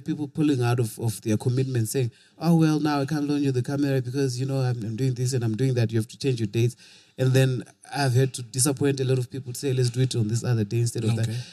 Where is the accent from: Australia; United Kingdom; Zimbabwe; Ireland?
Zimbabwe; Bulawayo; also born or lived in Kwekwe, Zimbabwe; I was born in Kwekwe. Went to Bulawayo as a little youth.